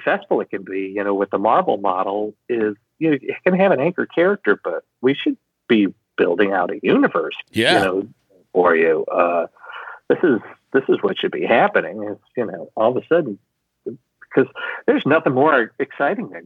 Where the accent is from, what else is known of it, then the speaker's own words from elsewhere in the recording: Chicago, Illinois, United States; I grew up in Chicago.